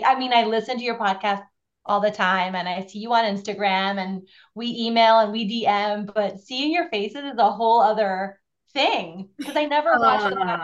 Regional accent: Honduras; moved away as an adult; also born or lived in Brooklyn, United States; now in New Jersey, United States; I am from Honduras, born and raised, and ended up somehow through university and work in Brooklyn

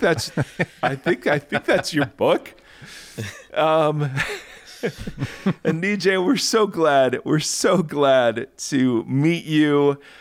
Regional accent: Lexington, Ohio, United States; I grew up in Lexington

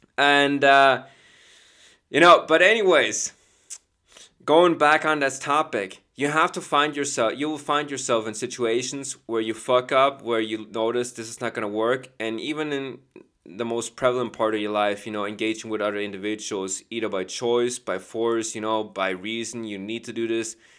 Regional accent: Chicago, Illinois, United States; I'm from Chicago

